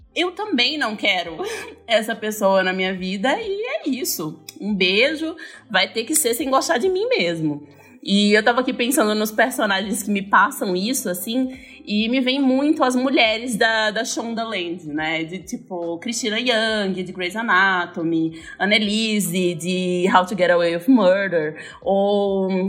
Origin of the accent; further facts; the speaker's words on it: Northeast Region, Brazil; moved away; eu sou nordestina